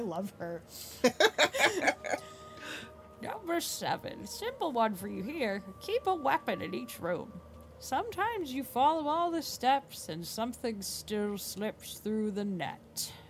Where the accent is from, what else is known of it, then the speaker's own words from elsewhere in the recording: the South, United States; I grew up in the South and I am, like, aggressively, like, hospitable.